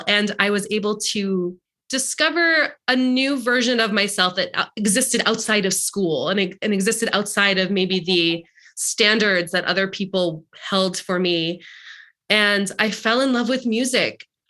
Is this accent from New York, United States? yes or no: yes; Long Island, New York, United States; But yeah, I grew up in Long Island and I grew up in a community that was very much a keeping up with the Joneses sort of situation.